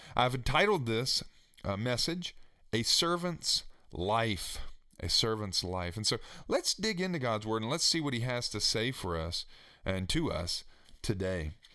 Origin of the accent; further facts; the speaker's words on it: Staunton, Virginia, United States; my hometown where I grew up in Stanton, Virginia